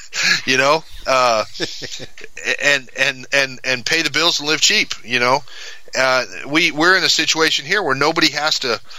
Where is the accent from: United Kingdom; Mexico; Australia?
Mexico; And I grew up in Mexico. My folks are missionaries.